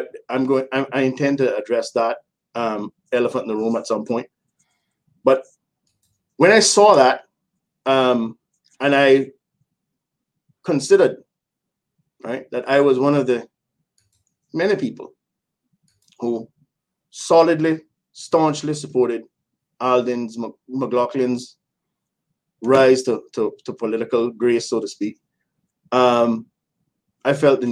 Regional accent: West Bay, Cayman Islands; I was born in West Bay, but I've lived just in about every corner of the island

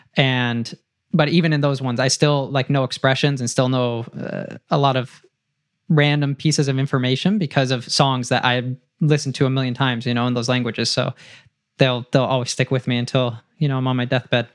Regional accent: Brazil; English is a second language; why was I born in Brazil

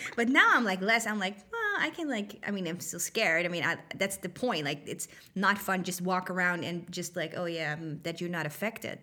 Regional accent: Netherlands; moved away; I'm not from here. I'm from the Netherlands

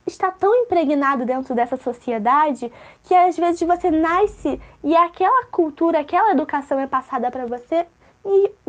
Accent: Rio de Janeiro, Brazil; now in -; E eu nasci na favela da Maré, cresci, fui educada lá, sou mãe, sou mulher, sou negra, sou brasileira, sou lésbica, sou preta, sou favelada, com muito orgulho.

